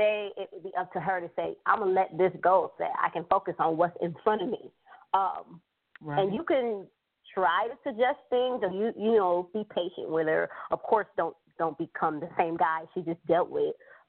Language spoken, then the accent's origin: English; Rochester, New York, United States; a community organization I created for young girls in my hometown, which I live in Rochester, New York